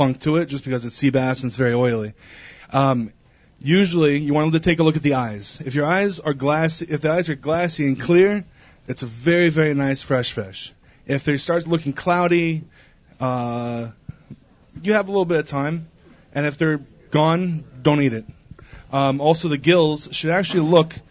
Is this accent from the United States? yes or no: yes; Seattle, Washington, United States; moved away; I'm from Seattle, Washington